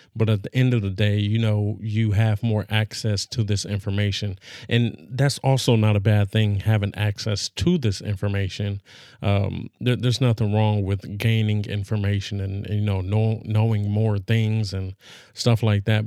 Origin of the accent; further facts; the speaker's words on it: Los Angeles, California, United States; I'm from Los Angeles